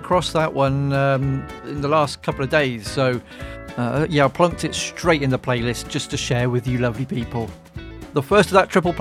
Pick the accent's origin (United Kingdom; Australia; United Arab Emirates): United Kingdom; England; I am from England, so I have to say Zed